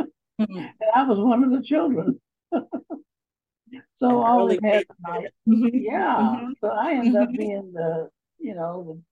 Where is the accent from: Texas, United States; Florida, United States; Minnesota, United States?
Florida, United States; Tampa; I grew up in Ybor City. Mm-hmm. Ybor City is a section of Tampa, Florida.